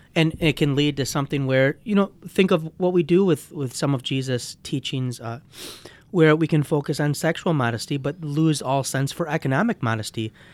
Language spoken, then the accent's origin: English; United States; as an American Christian